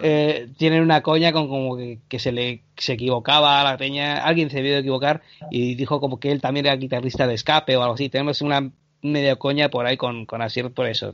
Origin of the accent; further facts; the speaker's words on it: Bilbao, Basque Country, Spain; also born or lived in Canary Islands; yo nací en Bilbao y a los tres años a mi padre le, le dijeron, oye, ¿por qué no te vas a Canarias?